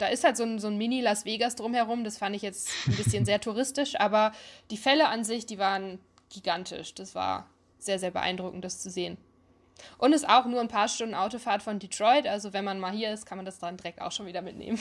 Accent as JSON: {"language": "German", "area": "Ruhr area", "region": "North Rhine-Westphalia", "country": "Germany", "tie": "born or raised there", "moved": "as an adult", "lives_now": "United States", "said": "ich bin ein Ruhrpott-Kind."}